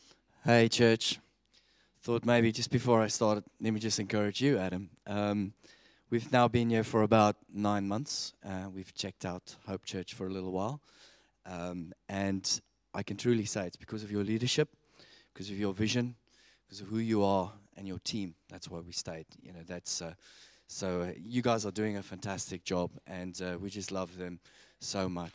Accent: South Africa; accent: South African; moved away as an adult; now in Sevenoaks, United Kingdom; I'm 40 years old. I'm a South African. You've probably picked that up in my accent. I'm not from around here. We've been living here in England now for about 10 years, in Sevenoaks in particular.

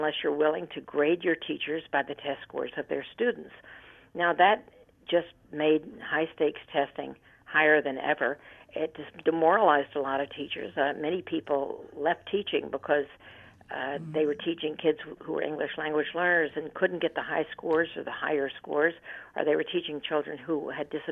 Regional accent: United States; as an American and somebody who's lived a long life

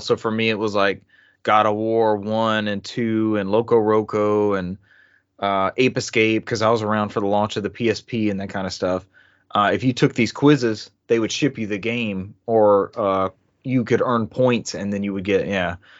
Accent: the South, United States; growing up in the South like I have

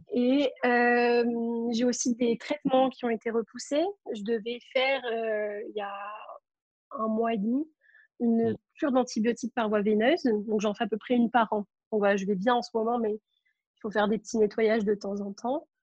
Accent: Marseille, Provence-Alpes-Côte d'Azur, France; moi, je suis de Marseille

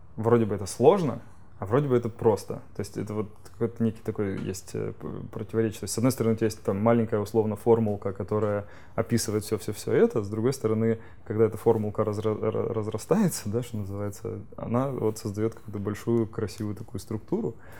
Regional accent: Rostov-on-Don, Rostov Oblast, Russia; я сейчас из Ростова-на-Дону сам

